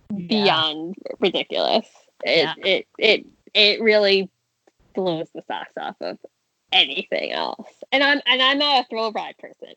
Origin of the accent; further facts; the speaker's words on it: New York, United States; I'm from New York, born and bred.